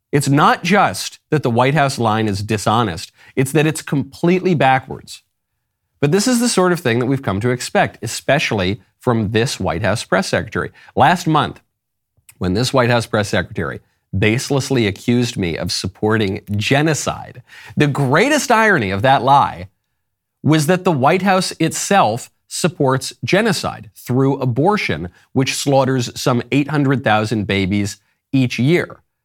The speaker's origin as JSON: {"language": "English", "region": "New York", "country": "United States", "also_born_or_lived": "Los Angeles", "moved": "yes", "said": "I'm from New York, I went to a very gay university, I lived in L"}